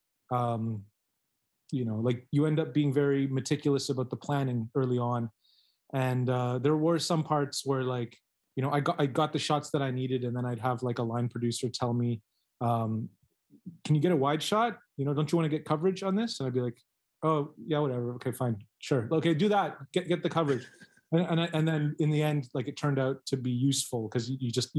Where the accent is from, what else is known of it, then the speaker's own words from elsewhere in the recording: Canada; now in Taiwan; I'm a Canadian working in Taiwan